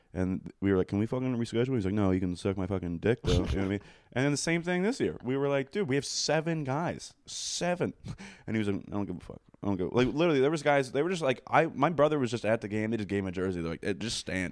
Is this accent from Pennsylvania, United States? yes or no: yes; Coatesville, Pennsylvania, United States; I'm from Coatesville